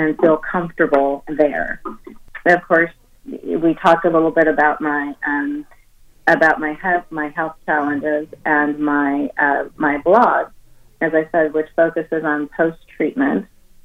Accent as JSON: {"language": "English", "town": "Oakland", "region": "California", "country": "United States", "tie": "born or raised there", "said": "I was raised in Oakland, California"}